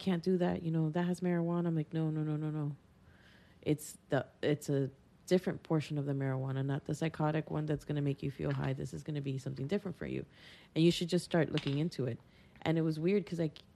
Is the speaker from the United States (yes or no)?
yes; Miami, Florida, United States; I say I'm from Miami